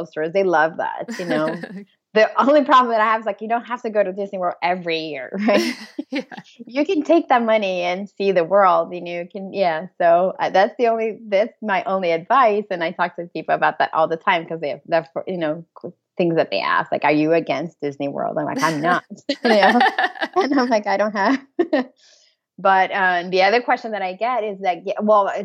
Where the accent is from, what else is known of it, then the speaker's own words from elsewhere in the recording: Brazil; I'm from Brazil